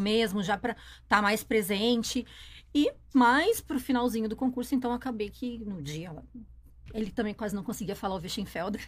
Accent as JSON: {"language": "Portuguese", "town": "Novo Hamburgo", "region": "Rio Grande do Sul", "country": "Brazil", "tie": "born or raised there", "also_born_or_lived": "Porto Alegre", "said": "Nasci numa cidade que se chama Novo Hamburgo"}